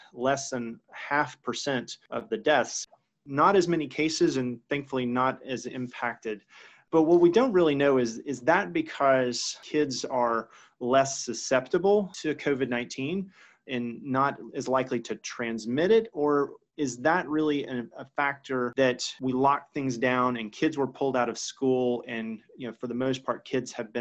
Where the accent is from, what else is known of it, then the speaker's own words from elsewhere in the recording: Georgia, United States; my home state of Georgia.